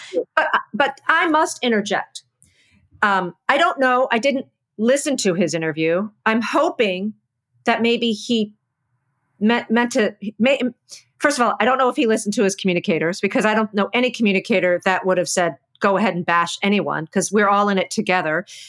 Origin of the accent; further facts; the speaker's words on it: East Coast, United States; so I'm from the East Coast. I talk loud.